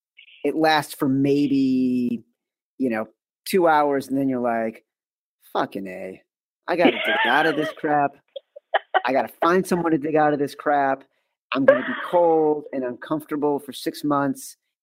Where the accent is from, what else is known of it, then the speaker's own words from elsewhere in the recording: Chicago, Illinois, United States; also born or lived in East Coast; As a Chicagoan and then someone who mm-hmm. has spent his entire adult life living on the East Coast